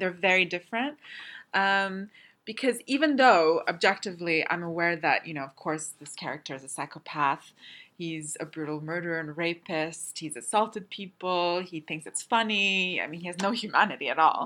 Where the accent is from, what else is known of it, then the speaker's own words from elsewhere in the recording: Canada; moved away; I'm Canadian, and so f- eh, growing up there wasn't that kind of uh, taboo around the film in Canada